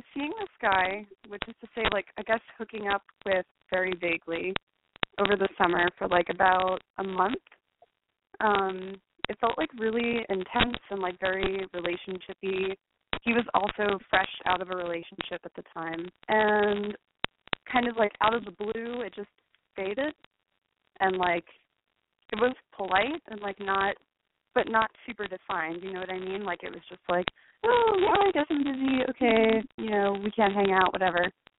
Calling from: Brooklyn, New York, United States; I'm 25, and I'm calling from Brooklyn.

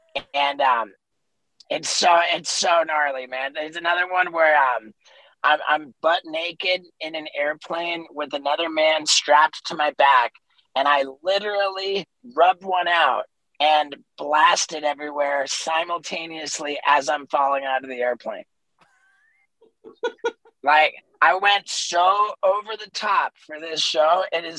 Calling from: Los Angeles, California, United States; I am in Los Angeles.

